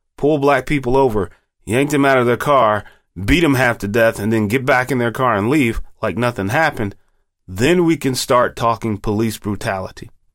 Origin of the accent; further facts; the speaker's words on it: United States; We, as American citizens